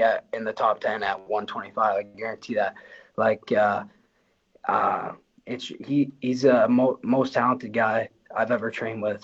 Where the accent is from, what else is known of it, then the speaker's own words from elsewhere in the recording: Windsor, Ontario, Canada; I'm from Essex County, uh, and like Windsor area